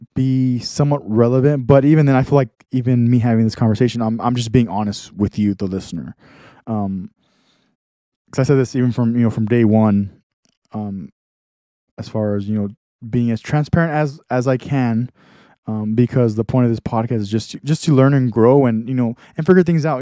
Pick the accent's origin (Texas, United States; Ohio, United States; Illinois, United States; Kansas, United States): Texas, United States; I'm from Texas